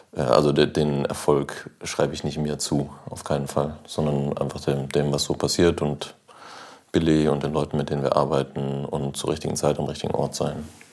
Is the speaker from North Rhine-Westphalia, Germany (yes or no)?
yes; North Rhine-Westphalia, Germany; also born or lived in Switzerland; ich bin in Nordrhein-Westfalen aufgewachsen, in Ostwestfalen